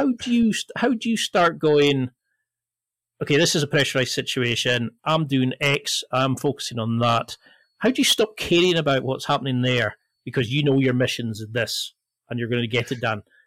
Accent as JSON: {"language": "English", "area": "the Highlands", "region": "Scotland", "country": "United Kingdom", "said": "I come from the Highlands and you're two hours away from the nearest, like, part shop"}